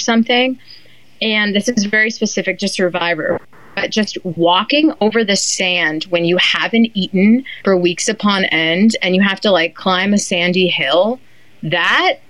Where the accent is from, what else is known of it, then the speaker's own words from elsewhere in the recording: New Hampshire, United States; I used to hang out in my hometown in New Hampshire with the 80-year-olds in the cafe